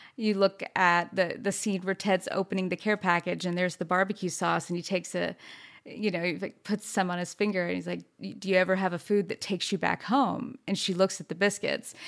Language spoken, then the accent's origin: English; the South, United States; also born or lived in New York; born and raised in the South